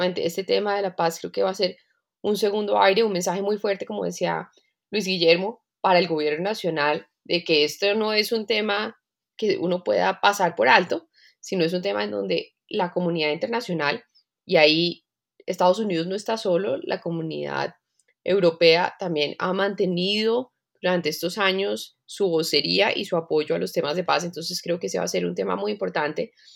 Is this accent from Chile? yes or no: no; Colombia; Nosotros, toda la economía colombiana